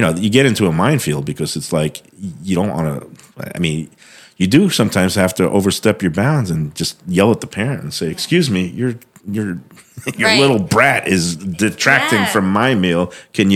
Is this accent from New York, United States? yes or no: yes; New York, United States; moved away as an adult; also born or lived in Boston / London; now in South Florida, United States; I grew up in New York